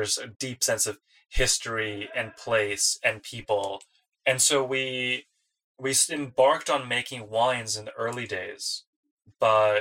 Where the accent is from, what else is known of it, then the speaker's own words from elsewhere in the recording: Detroit, Michigan, United States; moved away as an adult; I grew up in the Detroit area